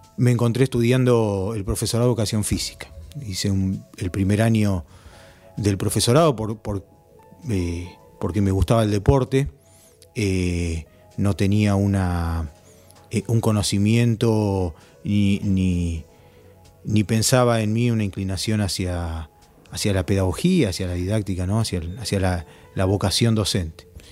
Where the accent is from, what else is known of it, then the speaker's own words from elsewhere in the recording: Villa Bosch, Buenos Aires Province, Argentina; en el lugar donde me crié, en Villa Bosch, 3 de febrero, en Buenos Aires